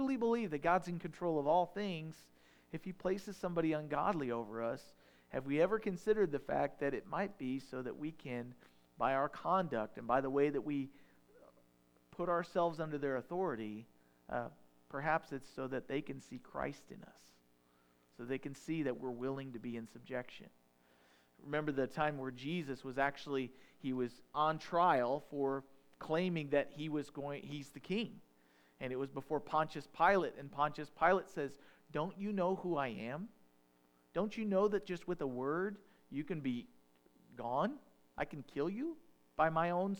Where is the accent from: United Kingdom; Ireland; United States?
United States; I'm an American